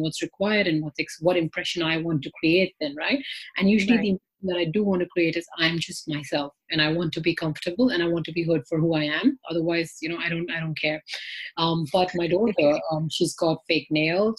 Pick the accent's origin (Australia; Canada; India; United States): India; now in London, United Kingdom; I am myself from India